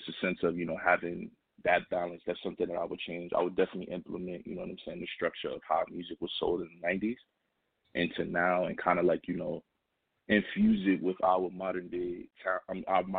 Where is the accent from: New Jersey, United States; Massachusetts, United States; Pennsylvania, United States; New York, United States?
New York, United States; New York City; I'm calling from the Bronx, you know what I'm saying, New York City. So, yeah, my hometown